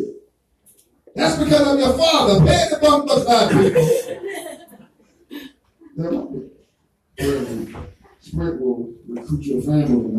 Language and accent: English; Jamaica; accent: Jamaican; My Jamaican accent